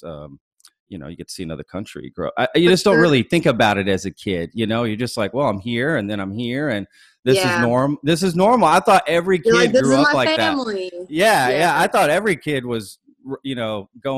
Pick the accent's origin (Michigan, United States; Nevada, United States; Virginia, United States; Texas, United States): Texas, United States; Colleyville; now in Austin, United States; I kind of grew up in the same area. I actually graduated from Colleyville Heritage. I'm older than you, but I grew up in that area as well.